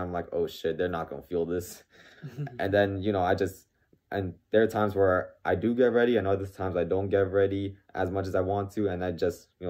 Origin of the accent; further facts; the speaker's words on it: Lakewood, New Jersey, United States; I was born there in 97, October 97